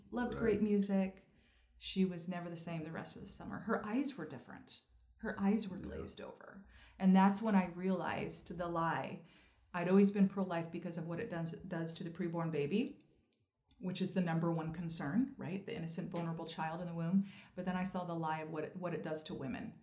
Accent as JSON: {"language": "English", "region": "Idaho", "country": "United States", "also_born_or_lived": "Maui", "said": "I'm from Idaho, so I'm a bit outdoorsy girl."}